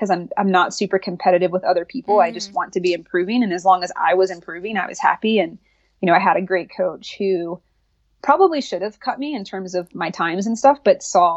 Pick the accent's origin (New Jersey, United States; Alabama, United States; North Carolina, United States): North Carolina, United States; I grew up in North Carolina